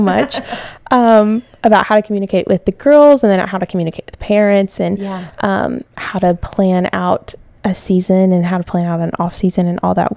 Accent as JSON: {"language": "English", "region": "Tennessee", "country": "United States", "moved": "as an adult", "lives_now": "Pensacola, United States", "said": "I came down here from Tennessee"}